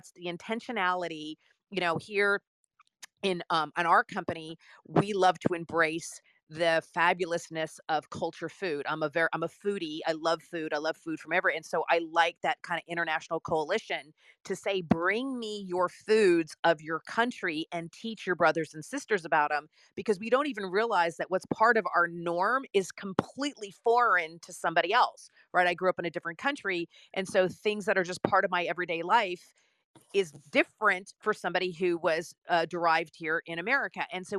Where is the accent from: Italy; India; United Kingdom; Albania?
Italy; In Italy.